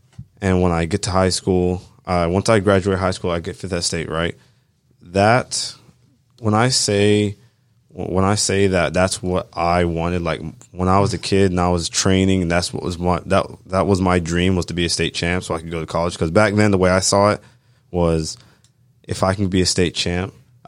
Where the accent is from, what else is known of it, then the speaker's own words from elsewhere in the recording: Georgia, United States; Yeah, so I am a straight from Bartow County, you know, completely raised in town.